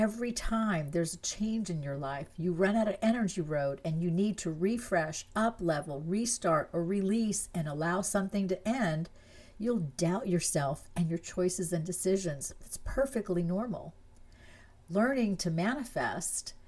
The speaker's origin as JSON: {"language": "English", "country": "France", "tie": "born or raised there", "moved": "yes", "said": "I was born in France. I grew up there, and I consider France to be my home"}